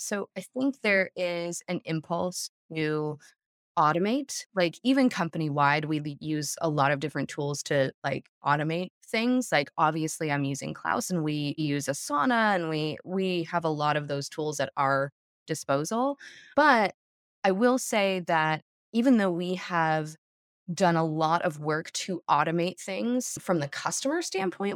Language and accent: English; south of Denver, Colorado, United States; I grew up in Colorado, south of Denver